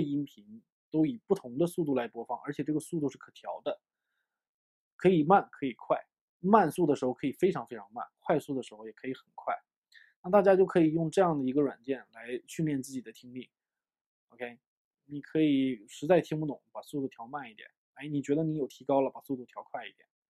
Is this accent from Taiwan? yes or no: no; China; 我们中国人的语言习惯啊，我们学说中文的语言习惯